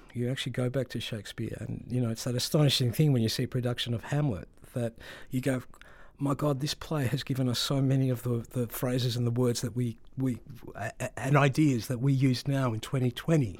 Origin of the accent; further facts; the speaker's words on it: Melbourne, Victoria, Australia; I grew up in Melbourne in a very, at that time, very migrant community.